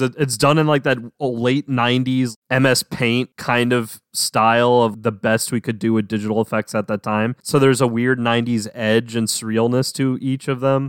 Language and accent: English; New Orleans, Louisiana, United States; Aaron and I grew up around the New Orleans area. I'm from New Orleans